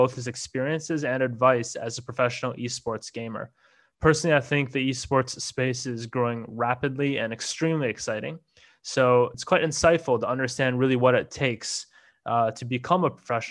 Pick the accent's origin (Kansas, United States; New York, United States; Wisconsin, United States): Wisconsin, United States; I grew up in Wisconsin